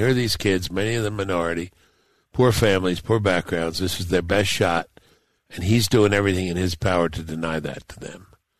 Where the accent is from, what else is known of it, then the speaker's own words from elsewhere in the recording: New York City, New York, United States; moved away; I grew up in Brooklyn.